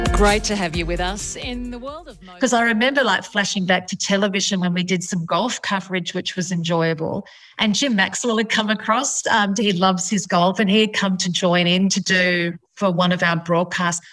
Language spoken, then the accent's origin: English; India; I come from India.